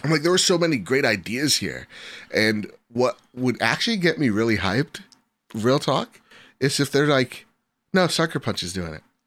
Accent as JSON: {"language": "English", "country": "United States", "said": "I'm American"}